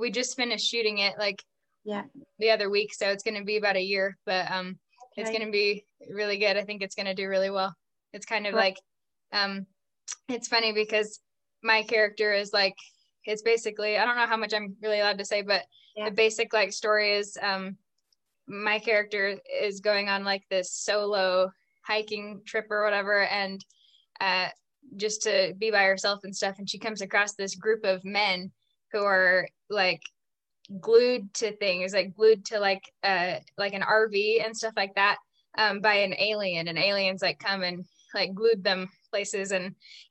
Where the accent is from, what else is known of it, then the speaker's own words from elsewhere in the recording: Utah, United States; I grew up in Utah